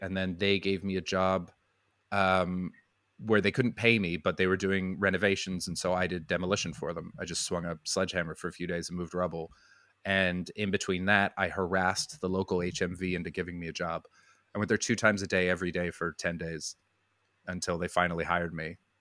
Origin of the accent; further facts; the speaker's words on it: Vancouver, British Columbia, Canada; moved away as an adult; also born or lived in Brighton / Montreal; now in United Kingdom; I'm from Vancouver. Well, just outside